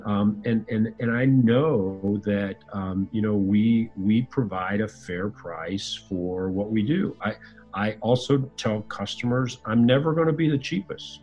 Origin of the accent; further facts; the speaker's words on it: Fort Wayne, Indiana, United States; I uh, grew up in northern Indiana, city called Fort Wayne